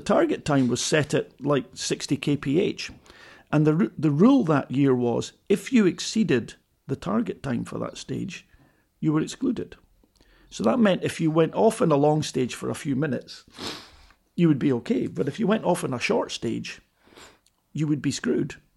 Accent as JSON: {"language": "English", "town": "Edinburgh", "region": "Scotland", "country": "United Kingdom", "tie": "born or raised there", "said": "I was a kid from Edinburgh"}